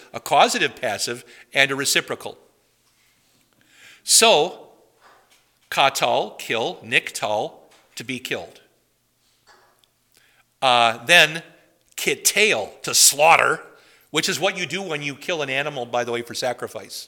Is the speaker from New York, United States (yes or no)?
no; Madison, Wisconsin, United States; I grew up near Madison, Wisconsin